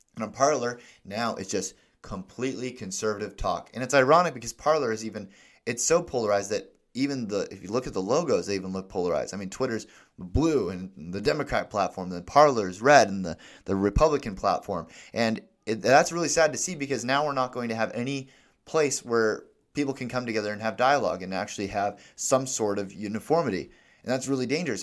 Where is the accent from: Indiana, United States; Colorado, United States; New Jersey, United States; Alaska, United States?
Alaska, United States; I'm from Alaska